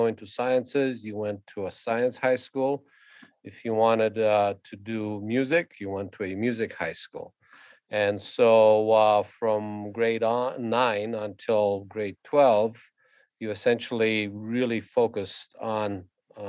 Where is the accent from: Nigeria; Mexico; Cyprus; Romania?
Romania; Constanța, Constanța County; now in Calgary, Canada; So I was born in Constanța, Romania, and that's where I started my violin training. It was at the age of six